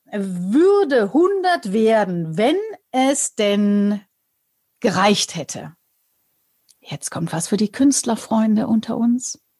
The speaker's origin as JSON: {"language": "German", "region": "Bavaria", "country": "Germany"}